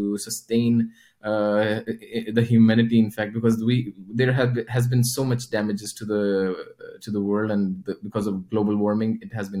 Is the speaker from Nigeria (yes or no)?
no; Lahore, Punjab, Pakistan; moved away as an adult; also born or lived in Oman; now in Sweden; I actually belong to Pakistan and I come from Pakistan.